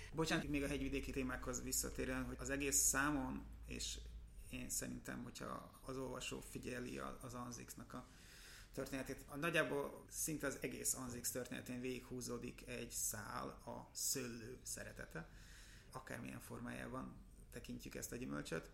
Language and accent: Hungarian; Budapest, Hungary; én aztán tényleg óbudai vagyok